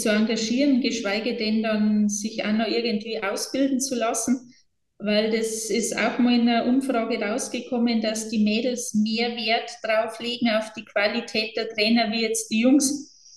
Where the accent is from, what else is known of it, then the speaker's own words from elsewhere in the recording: Bavaria, Germany; bei uns in Bayern